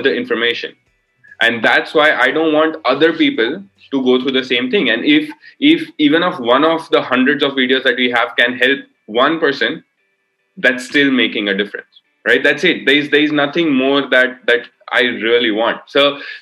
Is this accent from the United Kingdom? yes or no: no; India; I am from India.